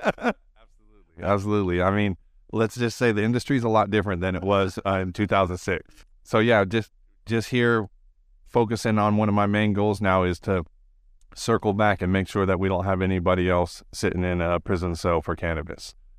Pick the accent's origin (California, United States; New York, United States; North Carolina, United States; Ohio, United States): California, United States; I grew up in California in the nineties